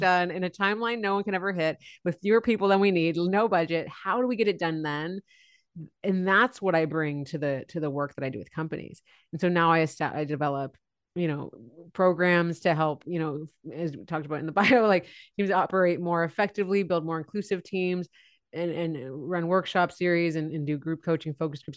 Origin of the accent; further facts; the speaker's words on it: San Francisco Bay Area, California, United States; I grew up in the San Francisco Bay Area. So I'm, still live here now